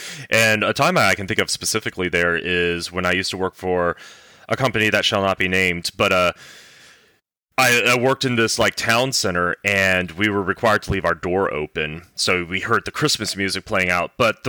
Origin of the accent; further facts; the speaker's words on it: the South, United States; I grew up in the South.